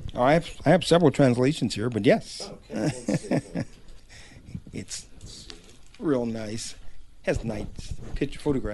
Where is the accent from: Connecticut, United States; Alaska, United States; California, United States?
California, United States; Los Angeles; I was born in Los Angeles one of the few